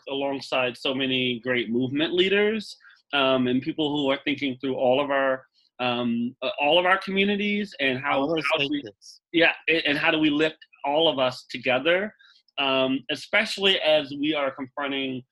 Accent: Wichita Falls, Texas, United States; I born and raised in Wichita Falls

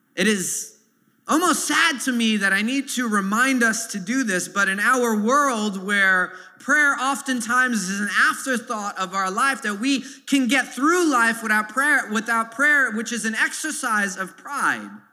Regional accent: New York City, New York, United States; growing up in Sunset Park here in this neighborhood

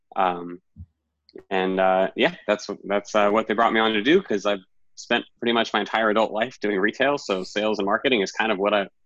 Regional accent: Washington, District of Columbia, United States; moved away as an adult; now in New York, United States; D.C., it's my hometown

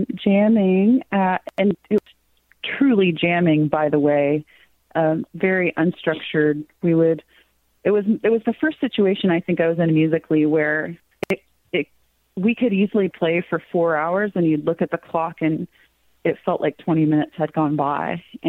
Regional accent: Cave Springs, United States; which is a take on the street that I grew up in Cave Springs.

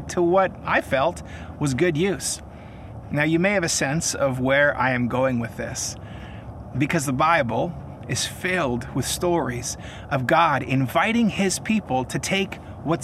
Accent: Kelowna, British Columbia, Canada; I am coming to you from one of my favorite lookouts in my hometown of Kelowna, British Columbia

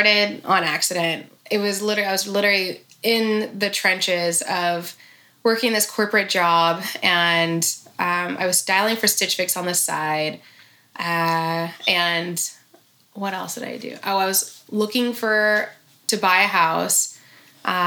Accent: Sacramento, California, United States; we're both from Sacramento.

